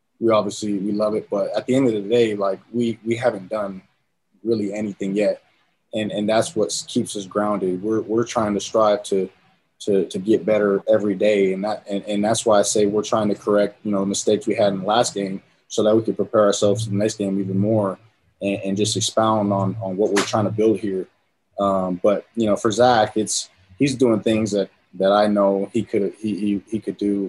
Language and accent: English; San Diego, California, United States; born or raised there; now in Utah, United States